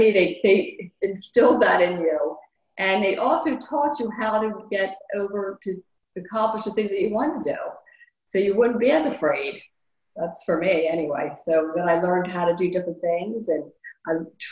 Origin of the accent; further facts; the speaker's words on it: Wilmington, Delaware, United States; I'm from Wilmington, Delaware, and I'm 60 years old